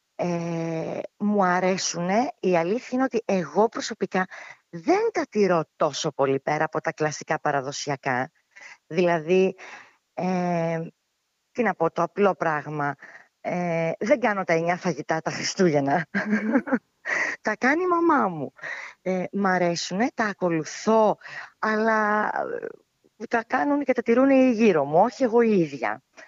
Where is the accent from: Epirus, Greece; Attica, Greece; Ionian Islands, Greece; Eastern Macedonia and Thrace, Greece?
Eastern Macedonia and Thrace, Greece; Alexandroupoli; also born or lived in Athens; κατάγομαι από τον Εύρο, από την Αλεξανδρούπολη